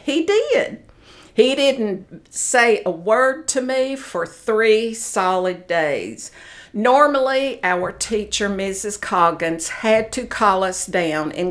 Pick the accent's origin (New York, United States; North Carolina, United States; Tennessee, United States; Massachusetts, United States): Tennessee, United States; Knoxville; I was born in Knoxville, Tennessee.